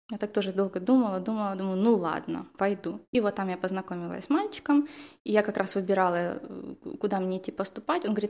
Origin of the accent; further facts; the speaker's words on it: Kherson, Kherson Oblast, Ukraine; я из Херсона, из южного города